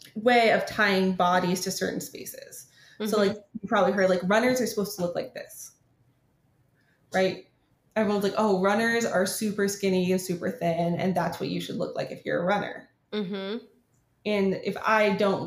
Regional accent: California, United States; California. It's here.

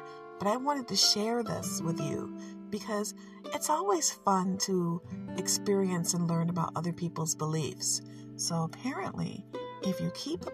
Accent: Detroit, Michigan, United States; Since I live in Michigan and I am from Detroit, I grew up with Canada to my south

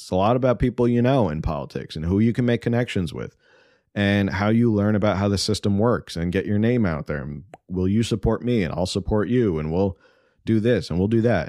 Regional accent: East Coast, United States; now in California, United States; I grew up on the East Coast

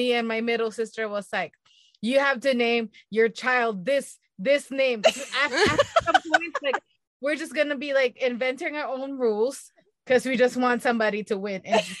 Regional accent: Philippines; moved away as an adult; I grew up in the Philippines, but I came over here when I was in my 20s.

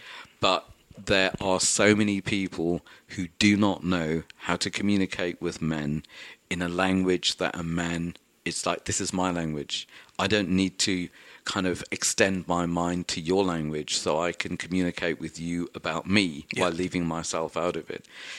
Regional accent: London, United Kingdom; so I'm a Welsh, Goan, Catholic, whatever it is, Londoner.

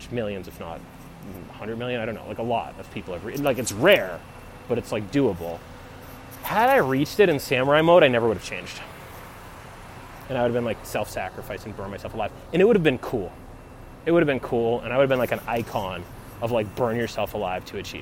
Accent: United States; I'm American

